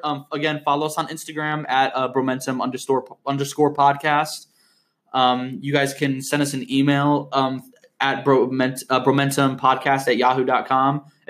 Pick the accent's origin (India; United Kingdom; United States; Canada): United Kingdom; accent: British; I hate listening to my British accent.